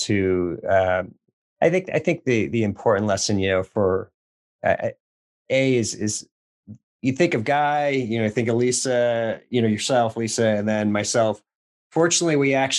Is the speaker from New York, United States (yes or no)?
no; Lynn, Massachusetts, United States; we're both from Boston Lynn area.